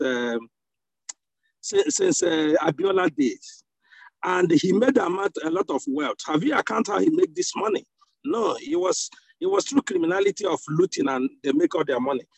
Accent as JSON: {"language": "English", "region": "southern Nigeria", "country": "Nigeria", "said": "As a, as a Nigerian"}